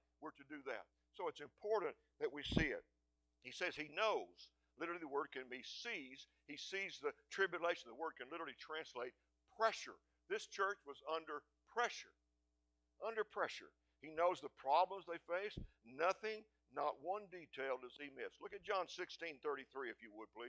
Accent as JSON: {"language": "English", "town": "Seminole", "region": "Texas", "country": "United States", "tie": "born or raised there", "said": "I grew up in small town USA. I grew up in Seminole, Texas."}